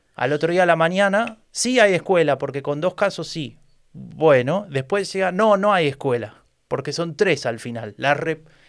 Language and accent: Spanish; Argentina; now in Germany; como buen argentino, que se precie